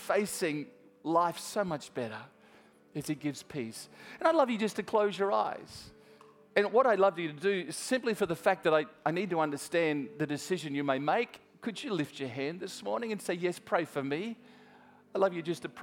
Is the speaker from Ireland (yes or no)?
no; Australia; I'm Australian